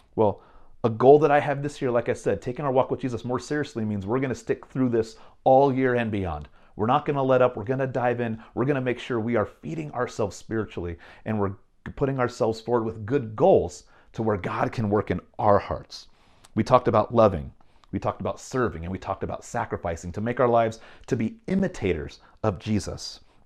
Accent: Bay Area, California, United States; moved away; growing up in California, in the Bay Area

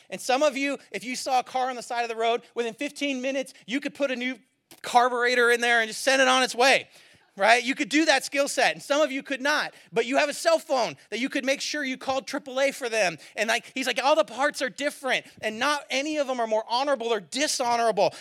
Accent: California, United States; moved away; I'm from California, so we have more droughts

